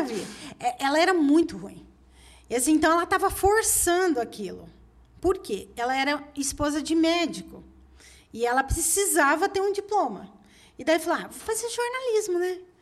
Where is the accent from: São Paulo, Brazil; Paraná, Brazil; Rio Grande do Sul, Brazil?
Paraná, Brazil; Curitiba; moved away as an adult; also born or lived in Pará / Belo Horizonte; eu sou de Curitiba